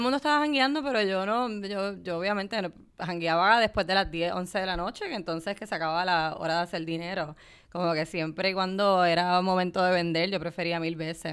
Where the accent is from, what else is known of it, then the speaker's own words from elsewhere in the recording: Puerto Rico; moved away as an adult; yo vengo de Puerto Rico